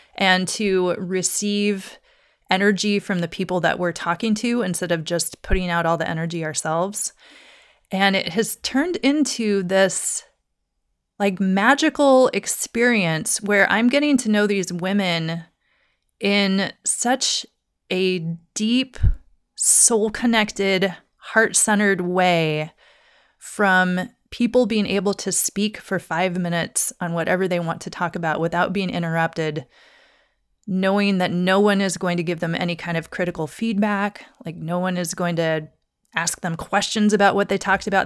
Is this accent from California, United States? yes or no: no; Douglas, Wyoming, United States; moved away as an adult; also born or lived in Salem, Oregon / Seattle, Washington / Crystal Mountain, Washington; now in Portland, United States; I grew up in Douglas, Wyoming, very small town.